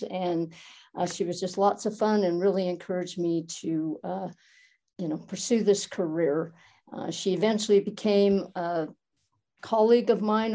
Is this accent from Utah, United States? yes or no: yes; Helper, Utah, United States; also born or lived in Moab, Utah / Logan, Utah; I was born in a small town called Helper in Utah, in Carbon County, a small coal mining town. Proud of it. Still love going back there to visit. It's a great place to have grown up